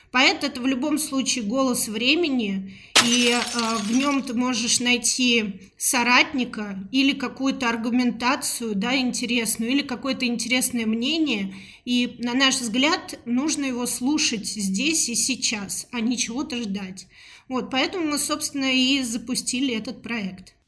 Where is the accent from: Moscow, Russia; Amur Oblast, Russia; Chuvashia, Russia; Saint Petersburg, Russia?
Moscow, Russia; Родилась я в Москве, мне 37 лет.